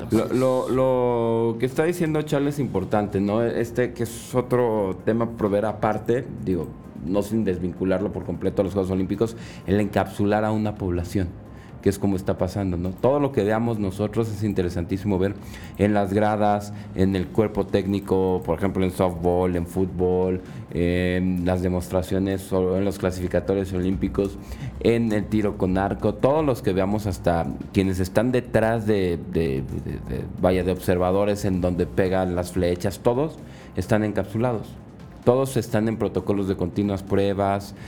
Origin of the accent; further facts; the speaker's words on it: Mexico; como buen mexicano